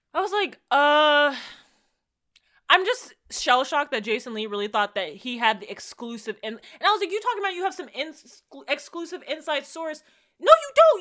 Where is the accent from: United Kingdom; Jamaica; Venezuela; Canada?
Jamaica; as a Jamaican